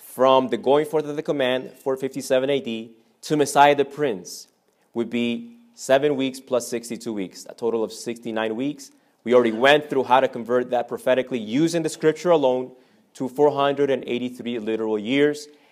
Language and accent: English; Argentina; I'm from Argentina.